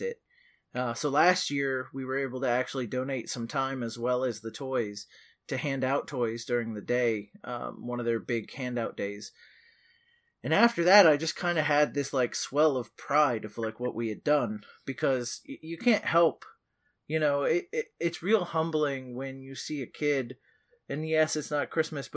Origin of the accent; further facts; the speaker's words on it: Merritt Island, Florida, United States; Merritt Island is my hometown. It's been my hometown my whole life.